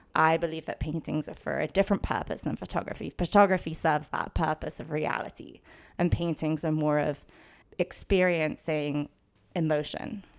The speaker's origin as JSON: {"language": "English", "region": "London", "country": "United Kingdom", "tie": "born or raised there", "moved": "as an adult", "lives_now": "Los Angeles, United States", "said": "I did grow up in London my whole life. I went to school there, lived there until I was eighteen, and then moved to U C L A, moved to Los Angeles"}